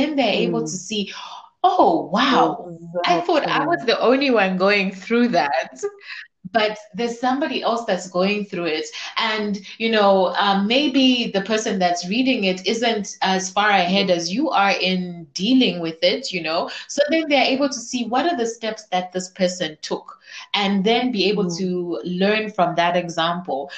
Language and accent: English; Zambia; I'm from Zambia, so I'm also a very proud African woman.